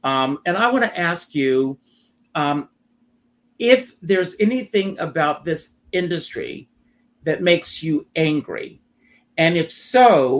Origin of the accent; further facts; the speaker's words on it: Myrtle Beach, South Carolina, United States; Myrtle Beach, South Carolina, my hometown.